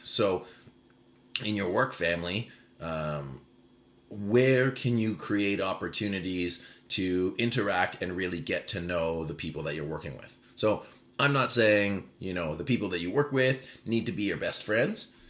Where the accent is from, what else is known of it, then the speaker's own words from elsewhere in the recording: Vancouver, British Columbia, Canada; born and raised in Vancouver